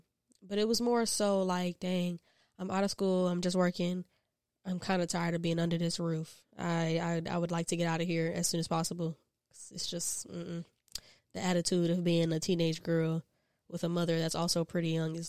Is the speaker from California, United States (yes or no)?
no; Columbia, South Carolina, United States; I am from Columbia, South Carolina, not too far from here. I grew up as a military brat, only child, and yeah, it's not much to tell.